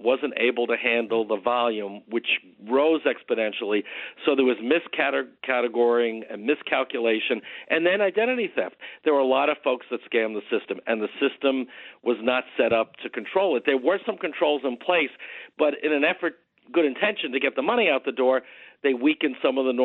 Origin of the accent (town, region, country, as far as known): Nassau County, New York, United States; born or raised there